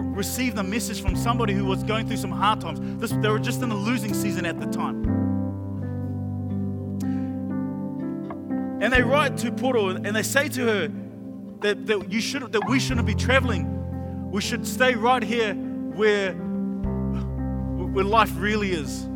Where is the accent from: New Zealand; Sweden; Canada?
New Zealand; Auckland; when I was growing up in Mangere